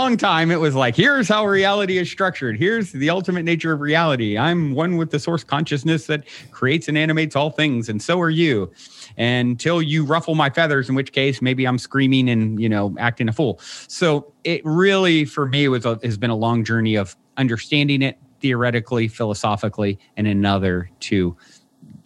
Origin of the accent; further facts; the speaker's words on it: Virginia, United States; I was raised in Virginia on the East Coast